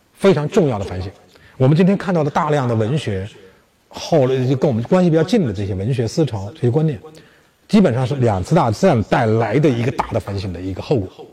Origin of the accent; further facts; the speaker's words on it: China; 我们中国人